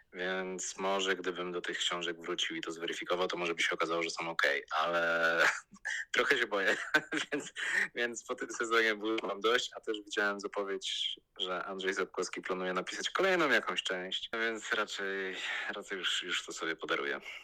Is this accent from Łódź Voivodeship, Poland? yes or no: yes; Łódź, Łódź Voivodeship, Poland; ja też jestem z Łodzi, kończył to liceum, które ja kończyłem